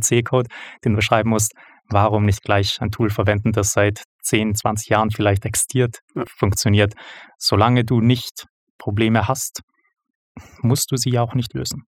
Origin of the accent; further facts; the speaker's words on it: Vienna, Austria; moved away as an adult; now in Switzerland; ich komme aus Wien, nicht aus der Schweiz, hört man vermutlich bereits. Ähm, dort ursprünglich geboren und aufgewachsen